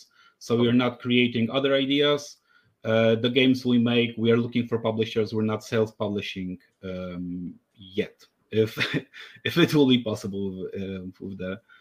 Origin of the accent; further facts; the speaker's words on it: Poland; moved away as an adult; I was coming back to my home country, Poland.